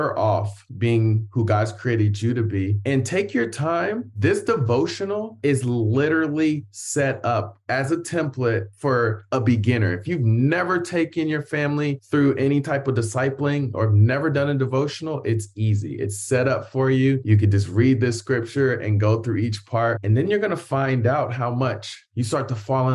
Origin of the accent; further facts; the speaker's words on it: Columbus, Ohio, United States; moved away; also born or lived in Hawaii / Lima, Ohio; I grew up in Columbus, Ohio